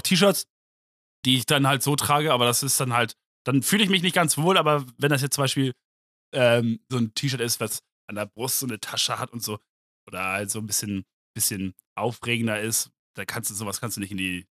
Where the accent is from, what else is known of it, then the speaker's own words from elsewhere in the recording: Germany; ich bin Deutscher